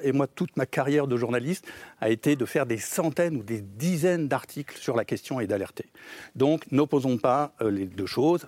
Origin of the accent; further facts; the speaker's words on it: France; nous nous sommes engagés en tant que Français